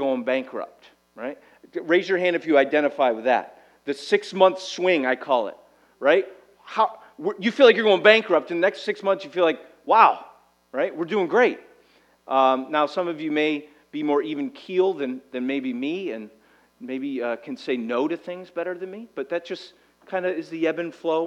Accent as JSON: {"language": "English", "country": "United States", "said": "we as an American society"}